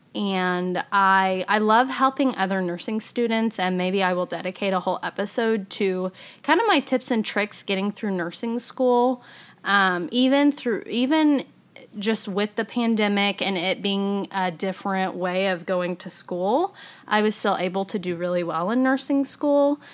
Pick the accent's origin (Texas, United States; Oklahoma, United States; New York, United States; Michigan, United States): Oklahoma, United States; Fairview; also born or lived in Edmond, Oklahoma / Tulsa, Oklahoma; now in Oklahoma City, United States; my hometown of Fairview